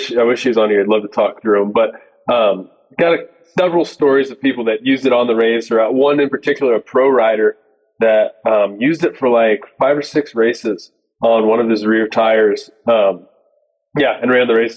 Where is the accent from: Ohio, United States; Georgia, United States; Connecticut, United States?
Ohio, United States; moved away as an adult; now in Montana, United States; I grew up in Ohio, and that's where GlueTread is based. I split my time now between Ohio and Montana